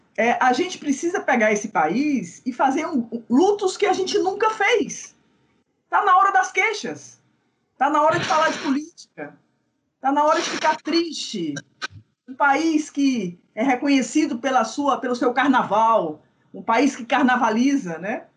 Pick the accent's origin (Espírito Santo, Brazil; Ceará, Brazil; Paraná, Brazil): Ceará, Brazil; Fortaleza; Eu vivo numa cidade, Fortaleza, eu vivo dizendo isso para a Márcia, que é uma cidade, eu, eu me pergunto o que, que eu faço aqui, ao mesmo tempo eu nunca poderei sair daqui, no sentido de que essa é a minha cidade, esse é o lugar onde eu nasci, é, é o lugar onde eu tenho memórias essenciais da minha vida, não é? da minha infância